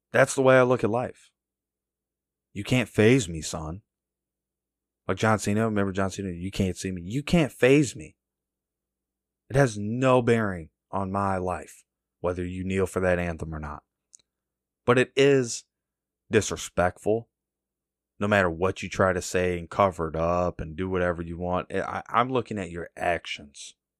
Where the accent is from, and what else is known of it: United States